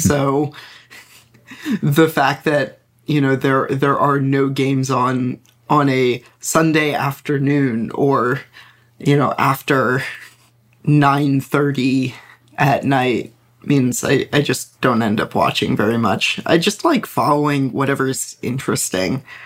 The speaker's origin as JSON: {"language": "English", "region": "New York suburbs", "country": "United States", "tie": "born or raised there", "said": "I grew up in the New York suburbs in, you know, the late nineties"}